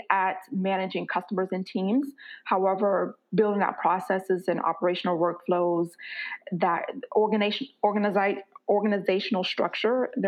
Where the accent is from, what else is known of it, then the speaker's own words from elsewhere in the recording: Florida, United States; moved away as an adult; now in Mountain View, United States; I was born and raised in Florida. I reside, however, in the San Francisco Bay Area, California, so a little city called Mountain View